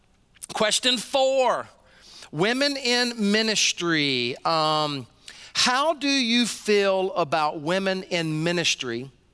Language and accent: English; Deep South, United States; Even I was raised in the Deep South, so I drank a lot of sweet tea.